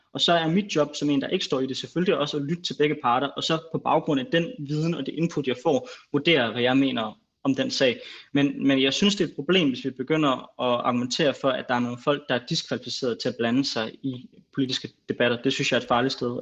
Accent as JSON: {"language": "Danish", "country": "Greenland", "said": "jeg er grønlænder"}